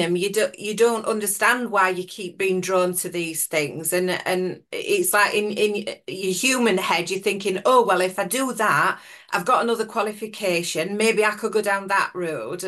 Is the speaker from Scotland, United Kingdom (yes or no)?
no; Sheffield, Yorkshire and the Humber, United Kingdom; I'm from Sheffield in South Yorkshire